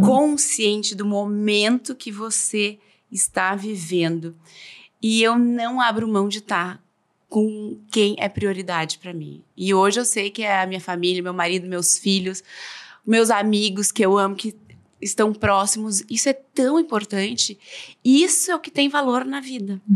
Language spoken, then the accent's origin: Portuguese; Novo Hamburgo, Rio Grande do Sul, Brazil; also born or lived in São Paulo / Buenos Aires; now in Porto Alegre, Brazil; Depois voltei para cá, sou de Novo Hamburgo.